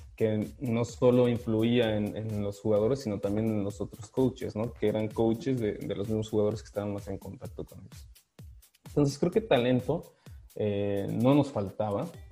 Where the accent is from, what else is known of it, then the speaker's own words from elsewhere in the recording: Guadalajara, Jalisco, Mexico; moved away as an adult; also born or lived in Monterrey, Mexico; now in Prague, Czech Republic; empecé a jugar a los ocho años eh, eh, en Guadalajara, en Carneas de Guadalajara